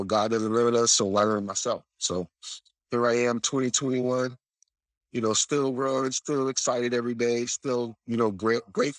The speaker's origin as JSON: {"language": "English", "region": "South Florida", "country": "United States", "tie": "born or raised there", "moved": "as an adult", "said": "From South Florida, you know, born and raised in South Florida"}